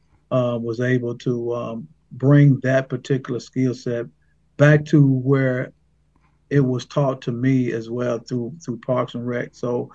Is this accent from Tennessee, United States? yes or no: yes; Brownsville, Tennessee, United States; I'm actually in Haywood County. I am born and raised in the same county that I now live and work in.